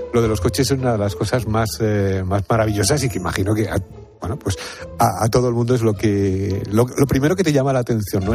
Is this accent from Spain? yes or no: yes; Madrid, Community of Madrid, Spain; yo soy también de Madrid, ¿eh? o sea, Madrid además por parte de padres, de abuelos